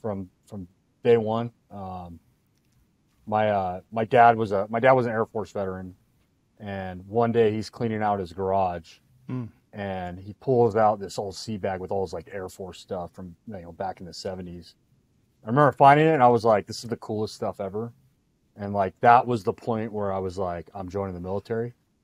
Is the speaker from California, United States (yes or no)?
yes; Simi Valley, California, United States; also born or lived in Fillmore, California; I grew up in Simi Valley, California, and Fillmore before that when I was younger, but we moved to Simi when I was in high school.